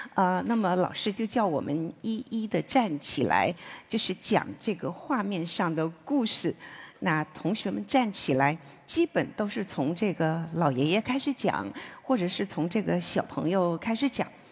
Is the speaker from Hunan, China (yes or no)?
no; Wenzhou, Zhejiang, China; moved away as an adult; 我十六岁呢，就辍了学，就进这个工厂做了车床操作工